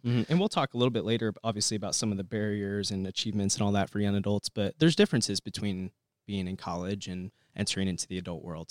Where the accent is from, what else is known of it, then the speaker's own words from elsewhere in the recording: Bloomington, Illinois, United States; I grew up in Bloomington, Normal, moved here when I was six, so basically grew up here